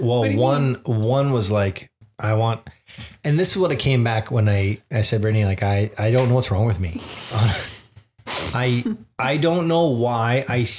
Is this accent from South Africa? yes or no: no; Liverpool, North West England, United Kingdom; accent: Liverpool; Anyways, my accent is from Liverpool.